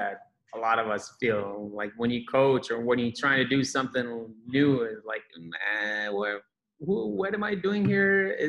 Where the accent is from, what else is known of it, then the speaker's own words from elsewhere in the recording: Israel; now in San Francisco, United States; I'm from Israel